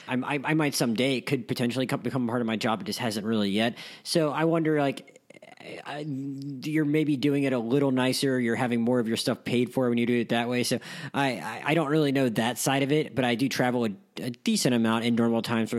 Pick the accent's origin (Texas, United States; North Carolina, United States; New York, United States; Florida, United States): Florida, United States; Pensacola; also born or lived in Gainesville; I grew up living in Pensacola